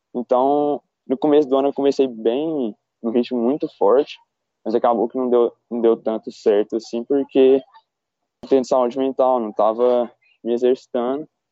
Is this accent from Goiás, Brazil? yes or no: yes; Goiânia, Goiás, Brazil; moved away as an adult; also born or lived in Brasília; now in São Paulo, Brazil; eu sou de Goiânia, é, nasci em Brasília